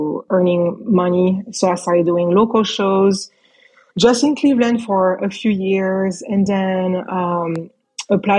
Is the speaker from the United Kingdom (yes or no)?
no; France; moved away as an adult; I grew up in France